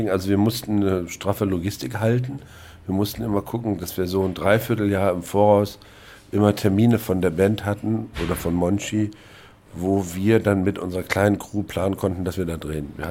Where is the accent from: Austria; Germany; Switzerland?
Germany; East Germany; Als Ossi war mir das nicht klar.